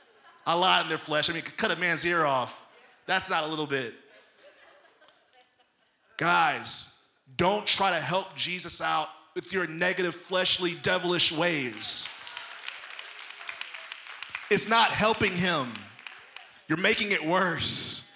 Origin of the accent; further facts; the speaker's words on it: Detroit, Michigan, United States; I'm holy, but don't cross me, because I'm from Detroit.